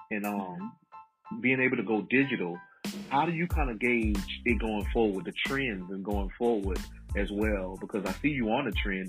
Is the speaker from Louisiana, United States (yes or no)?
yes; Baton Rouge, Louisiana, United States; We're from Baton Rouge, yes.